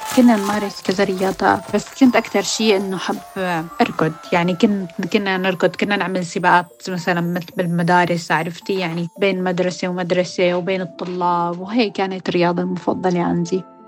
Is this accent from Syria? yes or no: yes; Syria; also born or lived in Lebanon; now in United Kingdom; كانوا بعض المدارس مثلا يرفضونا بحكم إنه نحن سوريين